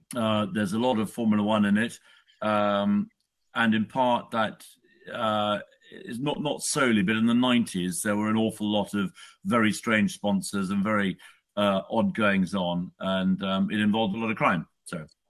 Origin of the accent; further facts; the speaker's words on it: United Kingdom; I'm a Brit. I live in the UK